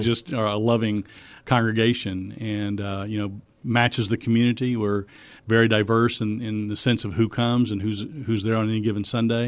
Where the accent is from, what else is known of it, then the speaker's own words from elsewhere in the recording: Missouri, United States; moved away as an adult; now in Texas, United States; I'm from Missouri. We met in Texas, and we stayed.